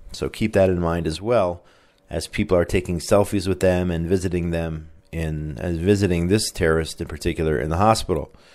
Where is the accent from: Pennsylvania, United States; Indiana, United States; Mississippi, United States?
Indiana, United States; moved away; my home state of Indiana